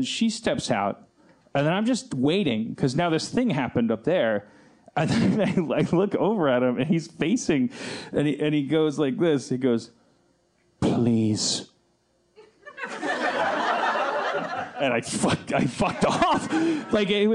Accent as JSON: {"language": "English", "country": "United States", "said": "I'm American"}